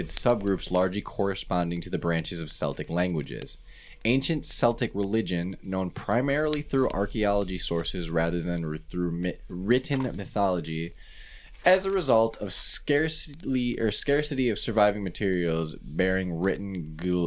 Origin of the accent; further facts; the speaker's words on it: Nashville, Tennessee, United States; I'm from Nashville. That's the only accent I can do.